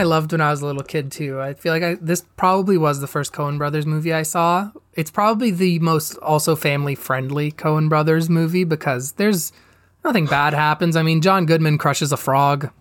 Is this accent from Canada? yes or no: yes; Canada; I'm Canadian.